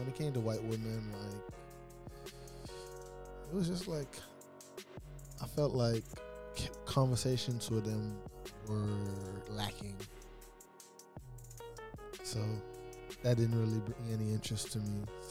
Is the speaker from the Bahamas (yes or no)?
yes; Bahamas; moved away; I'm from the Bahamas.